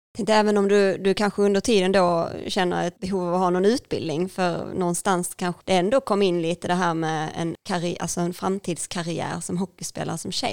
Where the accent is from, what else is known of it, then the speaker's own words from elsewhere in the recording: Ängelholm, Skåne, Sweden; vi växte upp på Utmarken